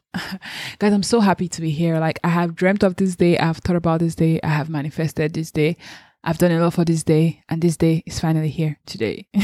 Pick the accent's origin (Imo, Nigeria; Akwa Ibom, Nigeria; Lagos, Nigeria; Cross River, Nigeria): Lagos, Nigeria; also born or lived in Anambra State; I was born and brought up in Lagos, so I've been in Lagos all my life